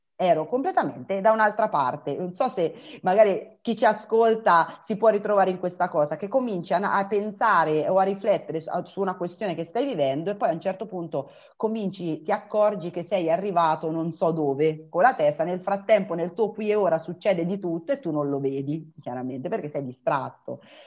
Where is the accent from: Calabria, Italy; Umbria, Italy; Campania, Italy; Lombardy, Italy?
Umbria, Italy; io sono Umbra, vivo ad Umbertide